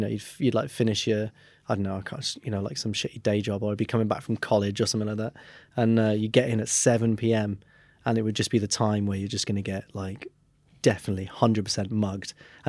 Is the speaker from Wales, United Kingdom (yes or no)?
yes; Wales, United Kingdom; Because I'm Welsh, that's it.